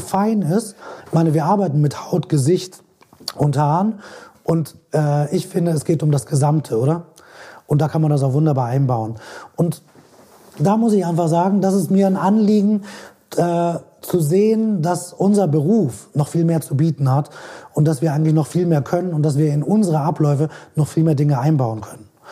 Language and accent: German; Switzerland; bei uns in der Schweiz